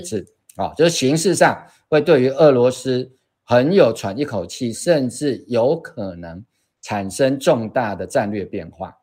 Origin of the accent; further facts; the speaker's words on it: Kaohsiung, Taiwan; 我们对。高雄人